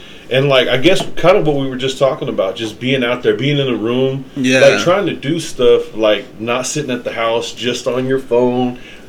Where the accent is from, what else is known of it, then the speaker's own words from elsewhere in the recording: Fort Worth, Texas, United States; I grew up in Eastside.